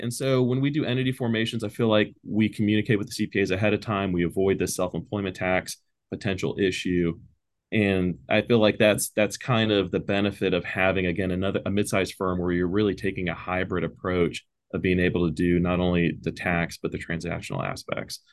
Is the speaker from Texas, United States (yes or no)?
yes; Pearland, Texas, United States; I'm from Pearland, Texas, so I'm a local. Uh, I still live in Pearland, Texas.